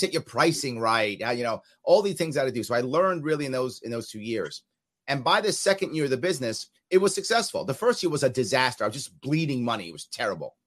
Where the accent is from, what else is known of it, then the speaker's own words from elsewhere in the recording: New York City, New York, United States; I was raised in New York City